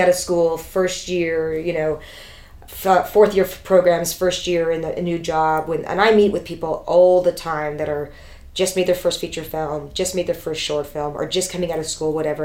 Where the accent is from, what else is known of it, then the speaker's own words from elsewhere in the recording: Toronto, Ontario, Canada; I grew up in Toronto.